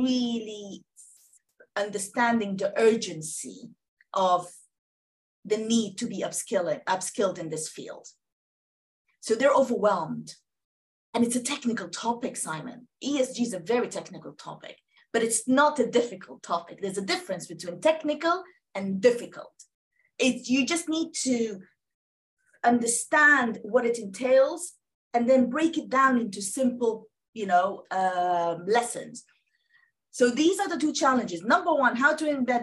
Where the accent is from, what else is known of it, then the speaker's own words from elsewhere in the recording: Sudan; now in United Kingdom; I am originally from Sudan